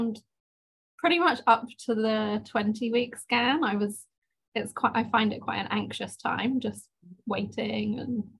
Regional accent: England, United Kingdom; moved away as an adult; now in Sydney, Australia; I'm English.

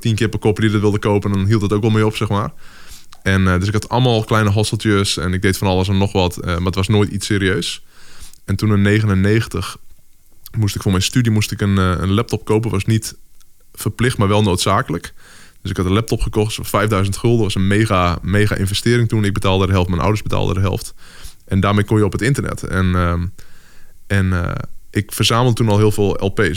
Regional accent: Drachten, Friesland, Netherlands; ik ben opgegroeid in Friesland. En eh, nou, daar was gewoon letterlijk waar ik ben opgegroeid in Drachten

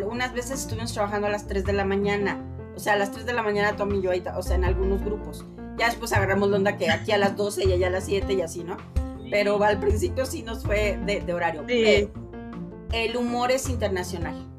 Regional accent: Mexico; así somos los mexicanos

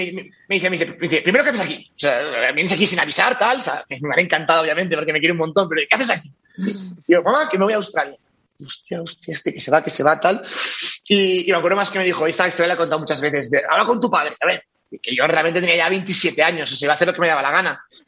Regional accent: Valencia, Valencian Community, Spain; moved away as an adult; also born or lived in Barcelona; soy de Valencia original, me fui a Barcelona

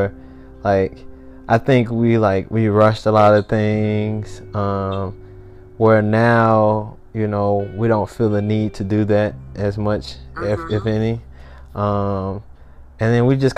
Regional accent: Memphis, Tennessee, United States; I was from Memphis

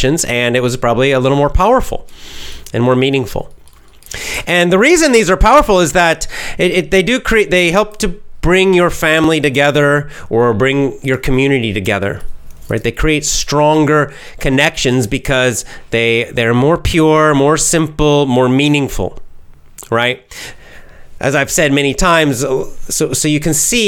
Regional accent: the American South, United States; I'm a Southerner

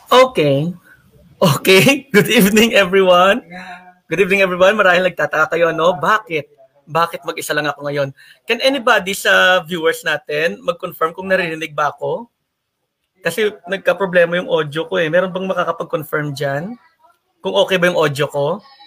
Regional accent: Philippines; taga Lagasan ako

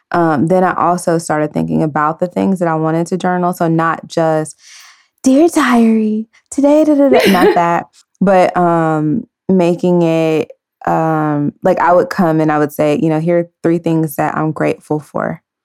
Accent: San Francisco, California, United States; also born or lived in Dallas / Maryland; now in Los Angeles, United States; I was born in San Francisco.

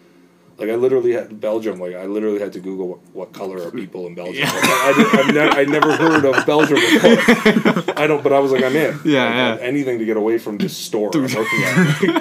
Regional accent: Markham, Ontario, Canada; when you play in Markham, it's my hometown

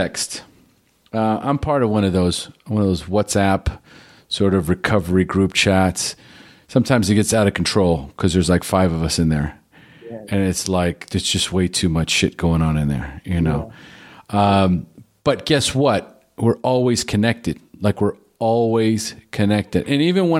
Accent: Pasadena, California, United States; moved away; I'm originally from Pasadena, so... L.A.

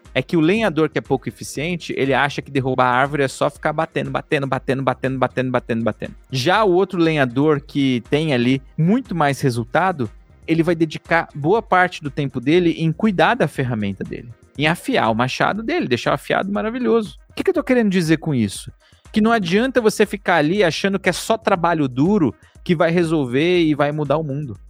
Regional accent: São Paulo, Brazil; Eu nasci em São Miguel Paulista. Eu vim de um bairro super pobre

